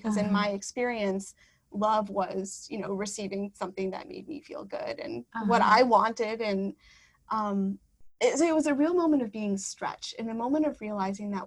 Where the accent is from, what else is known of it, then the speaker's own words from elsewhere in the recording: Wisconsin, United States; moved away; I'm from Wisconsin, so New York City, Wisconsin are two very different places.